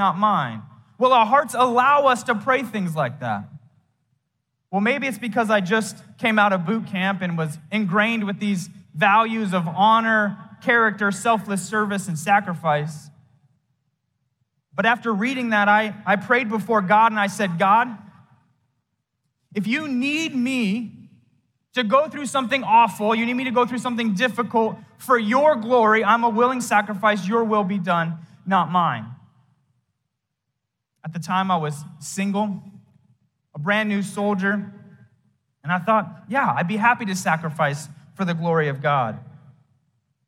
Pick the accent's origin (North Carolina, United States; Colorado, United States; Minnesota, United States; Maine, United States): Colorado, United States; Fort Morgan; moved away; my hometown in Fort Morgan, Colorado